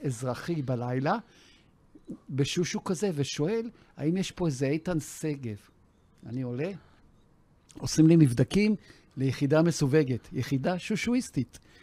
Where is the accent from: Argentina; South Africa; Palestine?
South Africa; now in Israel; הגעתי ארצה מדרום אפריקה, בתור חייל בודד